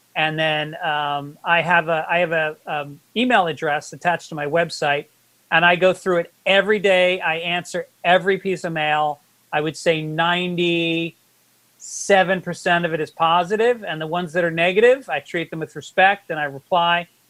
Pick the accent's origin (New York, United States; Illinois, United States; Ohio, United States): New York, United States; New York City; I'm Bronx Irish Catholic